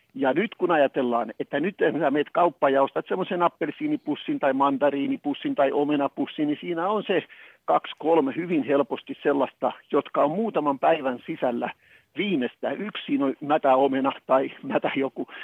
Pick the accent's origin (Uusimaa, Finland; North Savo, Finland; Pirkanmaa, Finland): Pirkanmaa, Finland; Tampere; muistan pikkupoikana, kun menin ja Tampereella